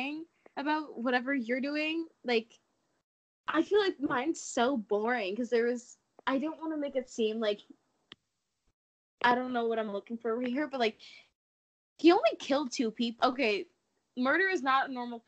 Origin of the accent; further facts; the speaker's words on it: Canada; I'm so Canadian.